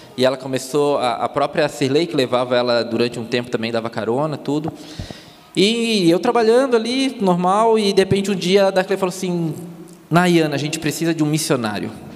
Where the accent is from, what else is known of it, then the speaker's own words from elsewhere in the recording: Palhoça, Santa Catarina, Brazil; accent: Floripa; moved away; also born or lived in Florianópolis; Eu sou de Palhoça, que é do lado.